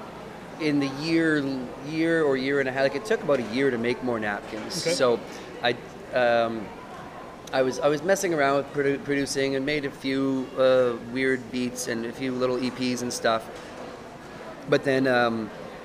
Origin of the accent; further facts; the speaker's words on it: Portage la Prairie, Manitoba, Canada; I grew up in Portage la Prairie